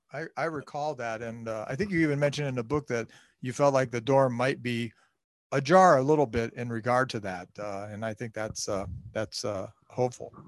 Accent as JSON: {"language": "English", "town": "Canton", "region": "Ohio", "country": "United States", "tie": "born or raised there", "said": "growing up in Canton, uh, as I did"}